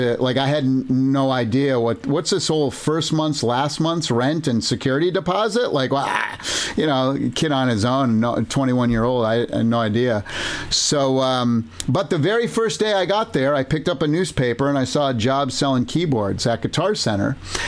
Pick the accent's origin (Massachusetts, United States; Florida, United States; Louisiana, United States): Massachusetts, United States; moved away as an adult; I grew up in Massachusetts on the East Coast. All four of my grandparents were Italian immigrants who came in New York area.